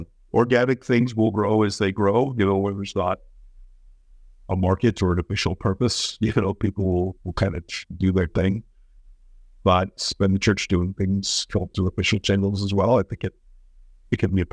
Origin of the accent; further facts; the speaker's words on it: Colorado, United States; moved away as an adult; I grew up in Colorado from when I was 10 to when I went off to Hawaii. And so, you know, it was typical sort of suburban, worn out West.